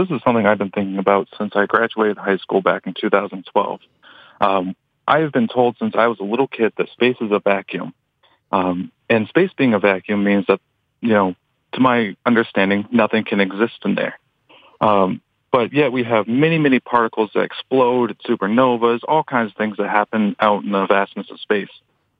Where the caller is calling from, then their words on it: Bangor, Maine, United States; I'm calling from Bangor, Maine.